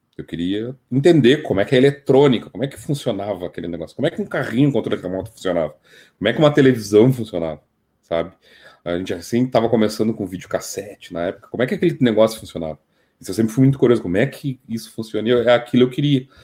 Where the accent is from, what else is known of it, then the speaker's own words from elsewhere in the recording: Bagé, Rio Grande do Sul, Brazil; also born or lived in Dom Pedrito / Porto Alegre / Canoas; Dom Pedrito, Rio Grande do Sul, né? Gaúcho do Rio Grande do Sul. Uh, mas eu cresci, hum, me tornei gente em Bagé